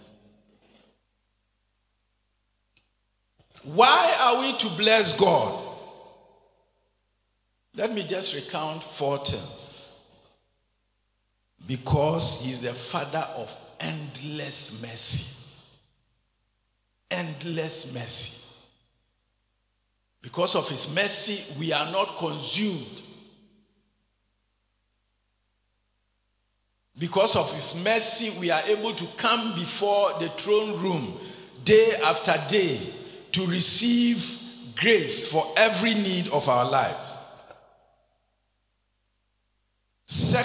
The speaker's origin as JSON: {"language": "English", "country": "Ghana", "tie": "born or raised there", "also_born_or_lived": "Winneba, Ghana", "said": "I became a Christian born and brought up in the back of beyond, in the armpits of the Zongos"}